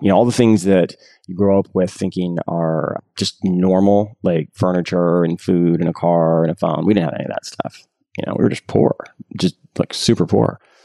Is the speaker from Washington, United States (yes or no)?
no; San Jose, California, United States; I grew up in San Jose for my high school years